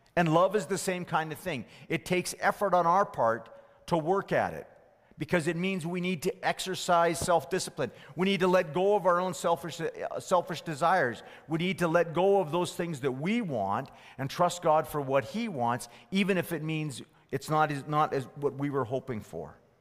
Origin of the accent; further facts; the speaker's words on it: Fort McMurray, Alberta, Canada; as a teenager growing up in Fort McMurray